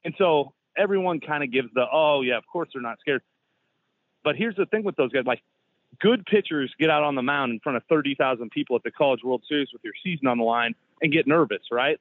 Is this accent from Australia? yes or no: no; Iowa, United States; moved away; I grew up in Iowa